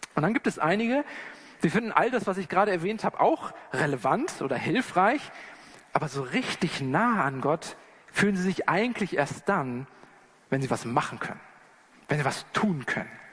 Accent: Germany; als Deutsche oder als Wester

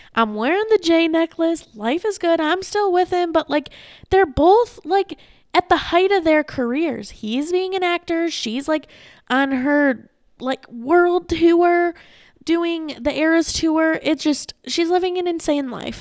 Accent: Saginaw, Michigan, United States; also born or lived in Ypsilanti, Michigan; now in Arizona, United States; I was born in Saginaw, Michigan

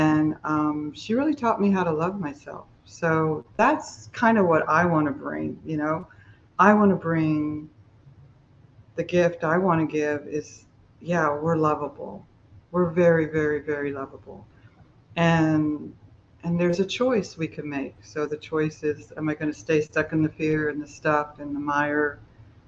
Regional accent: Miami, Florida, United States; I grew up in Miami, Florida, and my parents were alcoholic

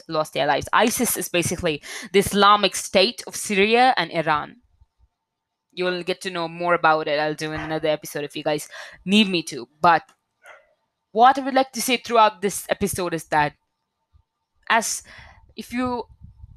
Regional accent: India; I'm an Indian citizen

